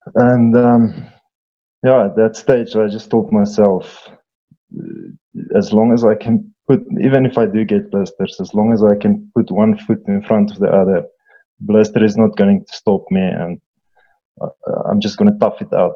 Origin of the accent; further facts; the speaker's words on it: Eastern Free State, South Africa; I'm from the Eastern Free State, one of the most beautiful areas in our country